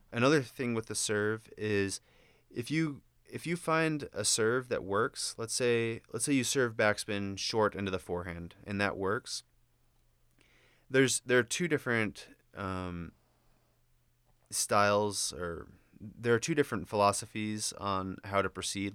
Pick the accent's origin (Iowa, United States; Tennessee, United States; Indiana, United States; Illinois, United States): Indiana, United States; moved away; I'm from Indiana